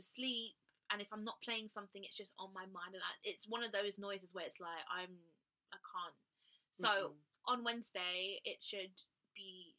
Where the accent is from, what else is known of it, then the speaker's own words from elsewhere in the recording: Birmingham, West Midlands, United Kingdom; I'm from Birmingham.